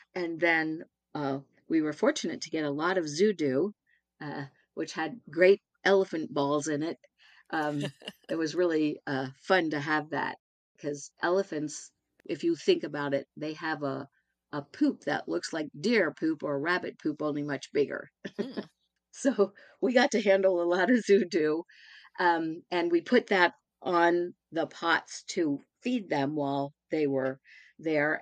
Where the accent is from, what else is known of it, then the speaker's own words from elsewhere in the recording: Baltimore, Maryland, United States; I was born and raised in Baltimore in some red brick row houses